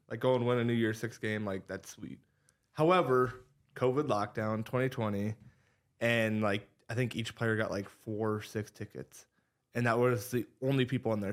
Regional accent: Ames, Iowa, United States; growing up in Ames, diehard Cyclone

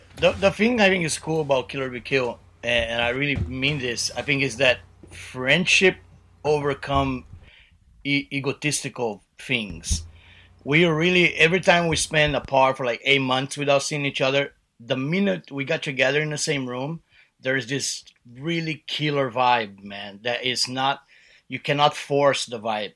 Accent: Brazil; one of our punk rock idols growing up in Brazil

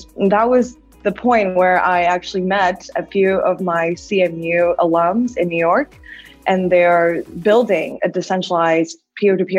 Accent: China; moved away as an adult; also born or lived in United States; now in Hong Kong; I was born and raised in China and then went to the States for college.

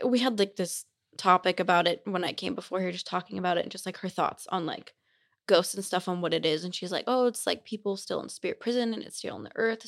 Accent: Simi Valley, California, United States; moved away as an adult; now in Utah, United States; I'm from California. I'm not from here. So, I'm from Simi Valley

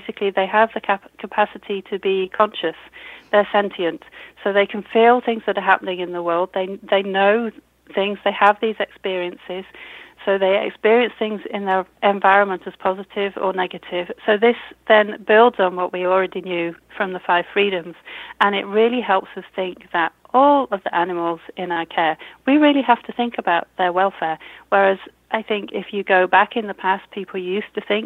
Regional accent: United Kingdom; accent: British; You can tell I'm British from my accent.

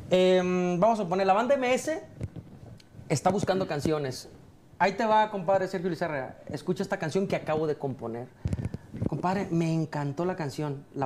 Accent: Mazatlán, Sinaloa, Mexico; yo soy sinaloense, soy mazatleco

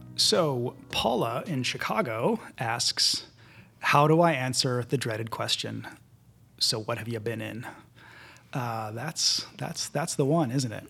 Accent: Winnipeg, Manitoba, Canada; moved away; I'm from Winnipeg

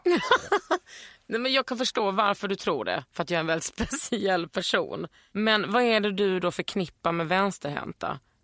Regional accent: Skåne, Sweden; moved away as an adult; also born or lived in Lund / Västergötland / Bohuslän; när jag flyttade ifrån Skåne när jag var 20, då kände jag mig skånsk

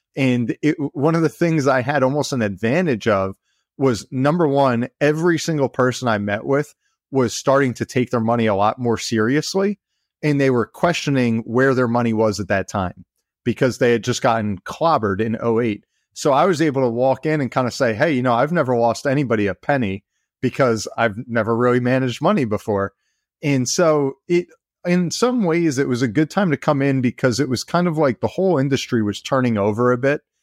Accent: New Jersey, United States; I grew up in New Jersey, you know, here in the States, um, right along the shore, you know, been here all my life

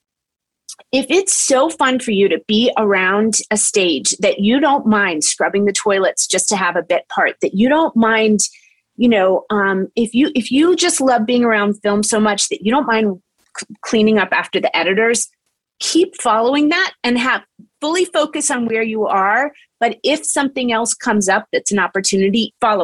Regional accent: Charleston, West Virginia, United States; moved away; I was born in Charleston

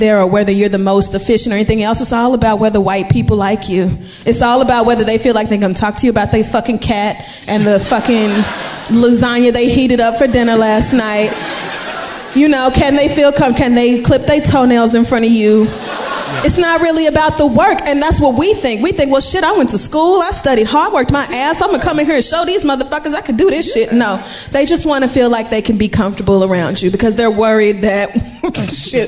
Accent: Barbados; moved away; I am from Barbados.

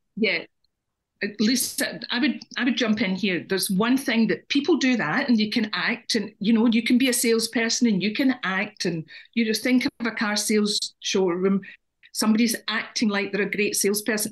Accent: Scotland, United Kingdom; now in Ireland; and I'm Scottish.

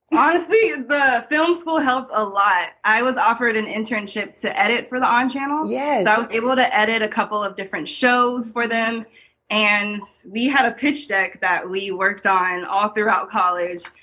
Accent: Atlanta, Georgia, United States; also born or lived in California; I was born in Atlanta, Georgia. Um, we were raised there and also in California.

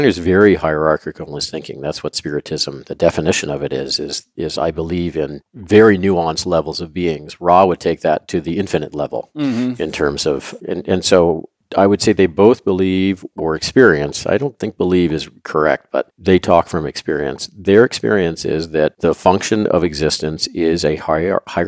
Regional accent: Louisville, Kentucky, United States; I grew up in Louisville, Kentucky

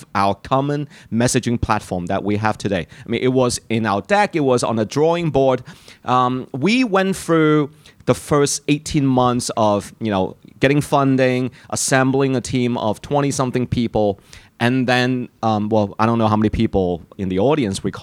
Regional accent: Hong Kong; moved away; I'm from Hong Kong

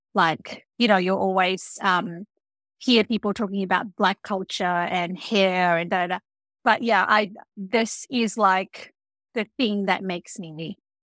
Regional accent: Fiji; I grew up in Fiji.

